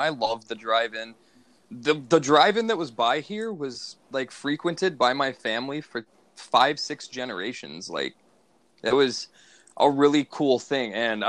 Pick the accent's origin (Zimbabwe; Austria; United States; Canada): United States; Los Angeles, California; born there; Bro. I was born in East L.A. I love Cheech.